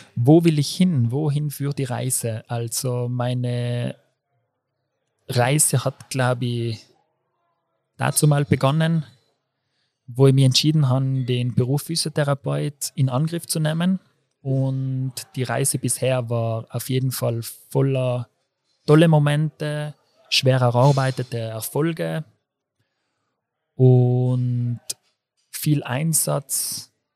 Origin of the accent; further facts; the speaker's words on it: Brixen, Trentino-Alto Adige, Italy; moved away as an adult; now in Innsbruck, Austria; komme aus Brixen im Südtirol